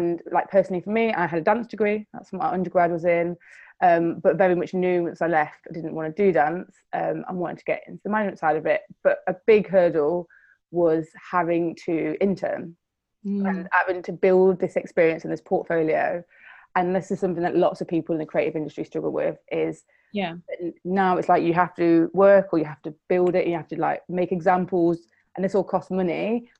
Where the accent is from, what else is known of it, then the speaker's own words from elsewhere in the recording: Nottingham, East Midlands, United Kingdom; I'm from Nottingham.